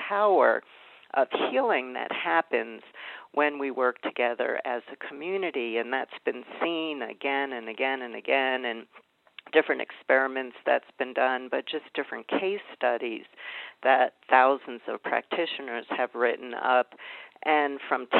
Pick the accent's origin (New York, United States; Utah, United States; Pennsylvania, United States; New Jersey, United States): New York, United States; New York City; I grew up in Brooklyn, New York